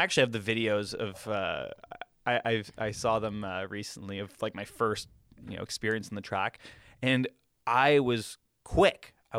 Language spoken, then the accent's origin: English; Ontario, Canada; As Canadian, as I should.